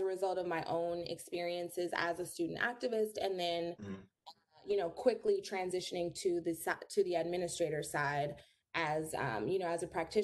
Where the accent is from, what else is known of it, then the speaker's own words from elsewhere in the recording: Los Angeles, California, United States; moved away as an adult; also born or lived in New York; born and raised in Los Angeles, California